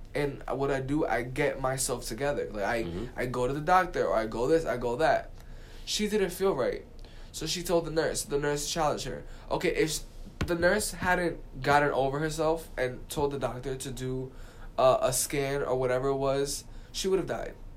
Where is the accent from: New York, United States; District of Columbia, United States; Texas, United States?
New York, United States; New York City; I'm from the Bronx.